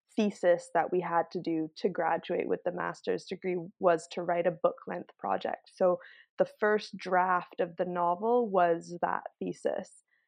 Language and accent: English; Barbados; moved away as an adult; now in Vancouver, Canada; I grew up in Barbados. Um, I moved to Canada when I was eighteen for university and ended up, uh, just settling here